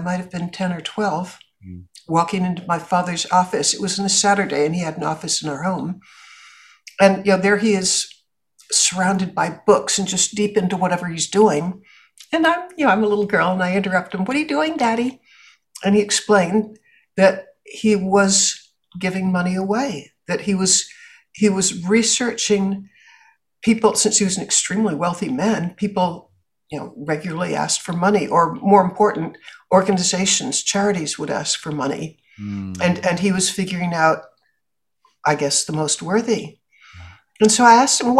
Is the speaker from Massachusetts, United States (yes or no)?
yes; Boston, Massachusetts, United States; I grew up in Boston